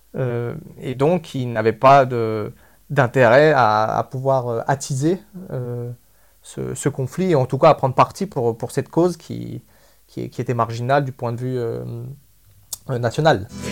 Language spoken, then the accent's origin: French; Spain; moved away; je suis moi-même de nationalité espagnole. Je suis né en Espagne